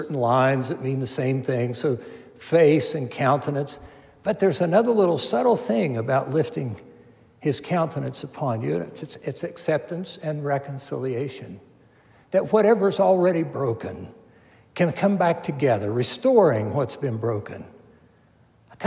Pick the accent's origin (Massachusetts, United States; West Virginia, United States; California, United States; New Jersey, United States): West Virginia, United States; Milton; our home where I grew up in Milton, West Virginia